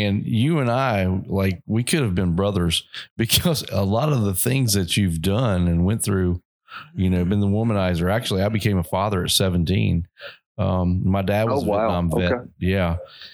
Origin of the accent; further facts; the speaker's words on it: Oak Hill, West Virginia, United States; I grew up in Oak Hill, West Virginia